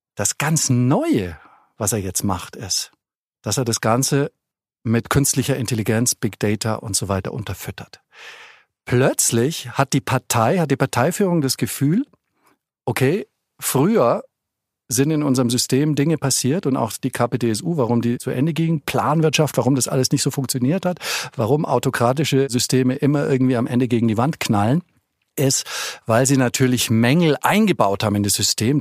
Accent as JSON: {"language": "German", "country": "Germany", "also_born_or_lived": "Beijing, China", "moved": "yes", "said": "als Deutscher"}